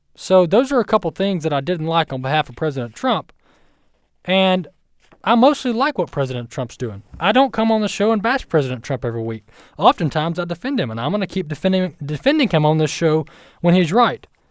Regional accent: United States; as an American citizen

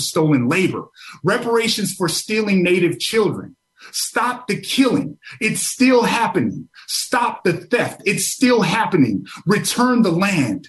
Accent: Amskapi Piikani Nation, Montana, United States; I come from the Amskapi Pukani Nation.

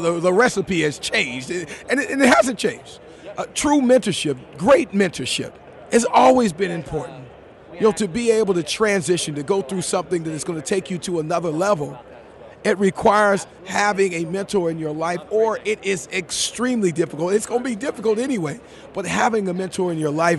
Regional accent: Anaheim, California, United States; growing up in Anaheim

